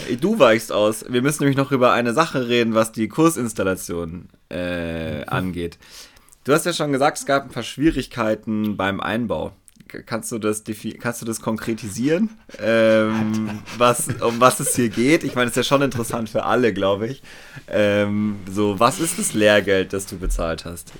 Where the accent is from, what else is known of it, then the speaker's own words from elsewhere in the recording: Weilheim, Germany; in Weilheim, wo ich groß geworden bin